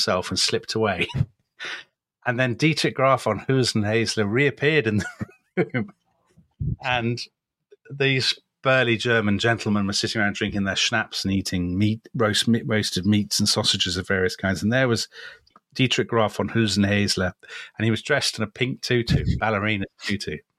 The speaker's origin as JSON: {"language": "English", "country": "United Kingdom"}